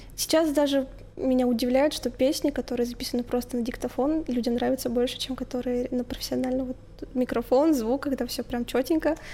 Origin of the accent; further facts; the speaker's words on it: Tutayev, Yaroslavl Oblast, Russia; moved away as an adult; now in Yaroslavl, Russia; Я же из а, Тутаев